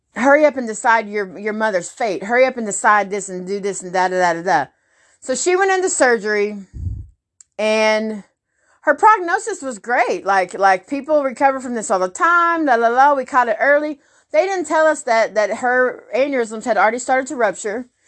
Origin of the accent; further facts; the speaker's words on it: Garland, Texas, United States; also born or lived in Rowlett, Texas; I grew up in Garland for twenty years. Then we moved to Rowlett